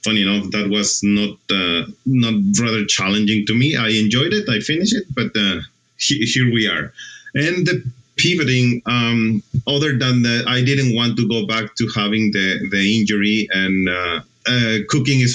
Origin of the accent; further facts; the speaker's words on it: Mexico; moved away as an adult; also born or lived in Argentina; I'm originally from Mexico